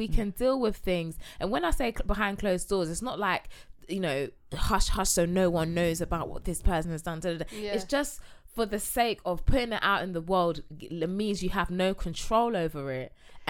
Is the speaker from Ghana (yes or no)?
yes; Ghana; Like if I got with a Ghanaian man, I'm from Ghana.